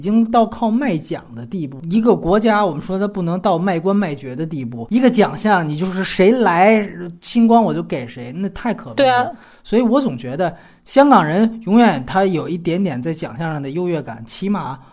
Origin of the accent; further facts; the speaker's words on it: China; 我们大陆人